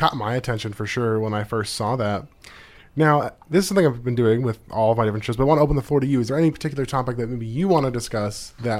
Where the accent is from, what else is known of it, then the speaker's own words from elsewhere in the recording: Anchorage, Alaska, United States; now in Juneau, United States; I grew up in Anchorage